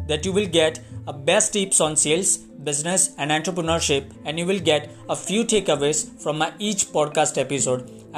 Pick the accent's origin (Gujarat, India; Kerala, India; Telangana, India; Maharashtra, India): Gujarat, India; Ahmedabad; I'm from Ahmedabad, Gujarat.